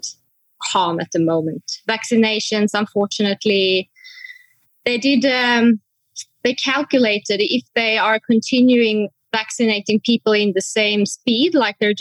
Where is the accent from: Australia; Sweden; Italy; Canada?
Sweden; moved away as an adult; also born or lived in Oslo, Norway; now in Cape Town, South Africa; I'm born and raised in Sweden. But then I moved to Oslo, Norway. So I have been living and working there for about 11 years before I last year moved to Cape Town.